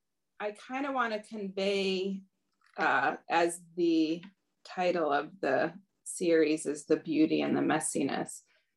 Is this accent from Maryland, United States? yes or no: no; Los Angeles, California, United States; born there; So I was born in the Los Angeles temple, New Dwarka